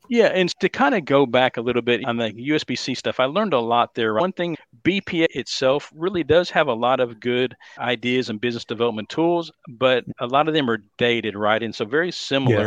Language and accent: English; Dallas, Texas, United States; accent: Texas; born and raised here in the Dallas, Texas area, if you can't tell by my lovely Texas accent